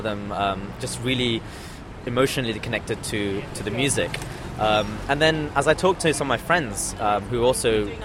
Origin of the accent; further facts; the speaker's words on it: London, United Kingdom; also born or lived in Australia; the environment I grew up with in London.